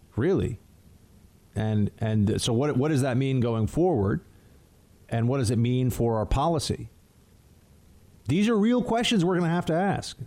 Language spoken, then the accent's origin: English; New York City, New York, United States; I'm in New York. New York is different. It's a very unique place that, in many ways, is absolutely fantastic, and I love it, and this is my hometown